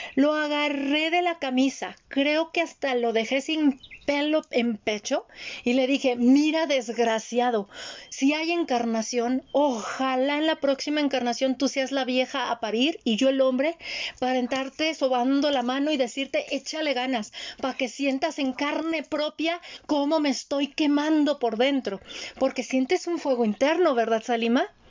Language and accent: Spanish; Mexico; Yo nací en el Instituto Mexicano del Seguro Social, fui IMSS